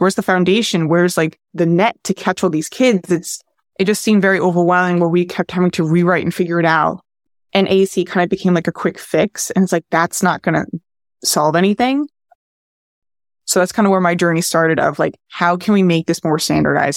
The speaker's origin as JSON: {"language": "English", "region": "New Jersey", "country": "United States", "also_born_or_lived": "New York", "said": "I'm originally from New Jersey"}